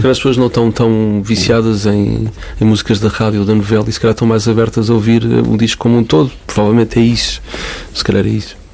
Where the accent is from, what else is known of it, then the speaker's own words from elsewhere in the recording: Cascais, Lisbon, Portugal; also born or lived in Caldas da Rainha / Porto Santo, Madeira; Lisboa, mais precisamente Parede de Cascais. Foi lá que eu cresci.